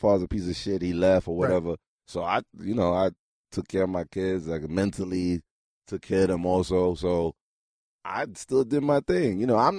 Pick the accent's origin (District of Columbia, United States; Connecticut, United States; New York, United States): New York, United States; New York City; also born or lived in Haiti; I was born in Rasmus Street in Brooklyn, and then I'm strictly from traditional. Like, I was born, sent to Haiti 5 years, and come back.